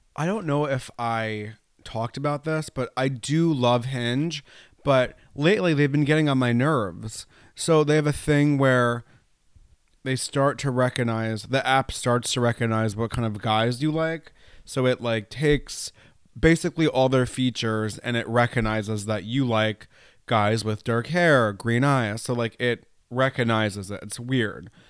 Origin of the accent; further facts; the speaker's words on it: New York, United States; I'm from New York State